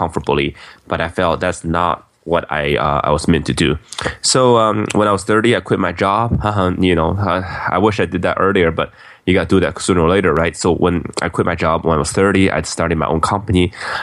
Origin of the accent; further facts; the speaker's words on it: Beijing, China; now in United States; I grew up in Beijing, China